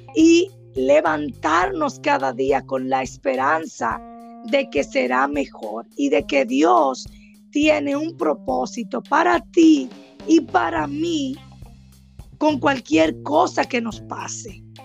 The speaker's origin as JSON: {"language": "Spanish", "area": "Cibao", "region": "Puerto Plata", "country": "Dominican Republic", "also_born_or_lived": "Bávaro", "said": "Yo soy del Cibao, y las personas del Cibao siempre buscamos una segunda opinión"}